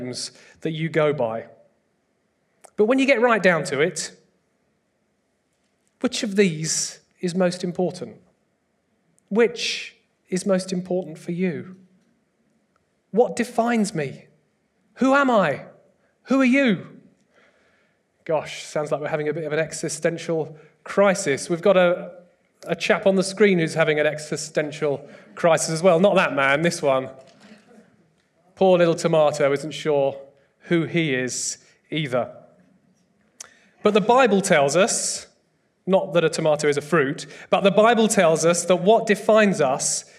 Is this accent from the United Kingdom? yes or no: yes; United Kingdom; I'm British